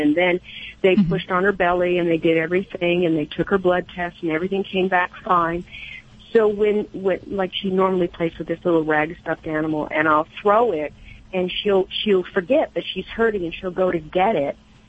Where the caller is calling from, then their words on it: Bend, Oregon, United States; I'm calling from the very hot Bend, Oregon.